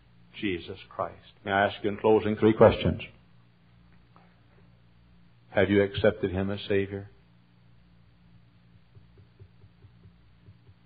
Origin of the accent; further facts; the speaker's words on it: Texas, United States; moved away as an adult; now in Chicago area, United States; I'm a Texan. Texas born and Texas bred